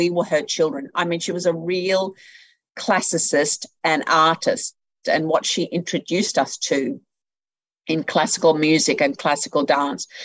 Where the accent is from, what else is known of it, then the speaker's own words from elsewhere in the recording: Rockhampton, Queensland, Australia; also born or lived in Brisbane; I was born in Brisbane, but grew up in Rockhampton. I was there from the time I was three